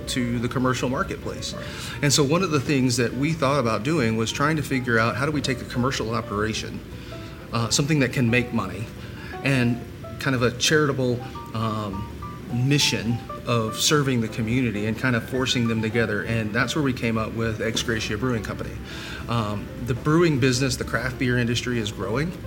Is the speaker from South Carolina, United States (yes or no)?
yes; Columbia, South Carolina, United States; I'm from Columbia